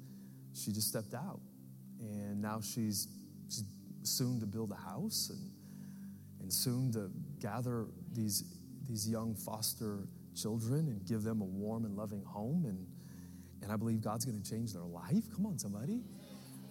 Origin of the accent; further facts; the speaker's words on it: United States; as American Christians